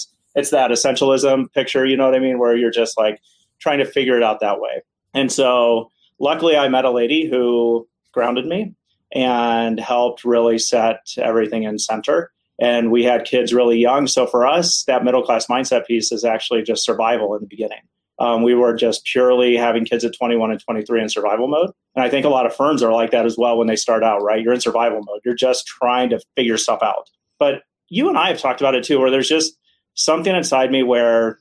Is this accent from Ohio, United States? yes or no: yes; Ohio, United States; I grew up in Ohio